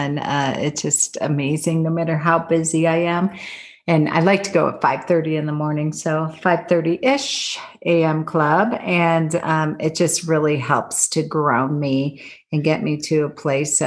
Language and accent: English; Buffalo, New York, United States; now in Colorado, United States; Buffalo, New York, where I grew up and my family's there